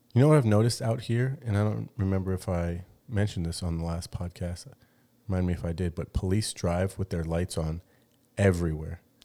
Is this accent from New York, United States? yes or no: no; Gilbert, Arizona, United States; moved away as an adult; now in Mexico; I grew up in Gilbert, which is, I think, maybe considered one of the whitest places